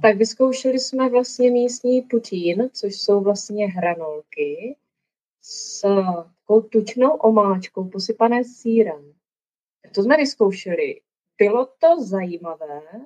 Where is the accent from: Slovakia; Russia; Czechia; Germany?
Czechia; moved away as an adult; now in Banff, Canada; jsem z Česka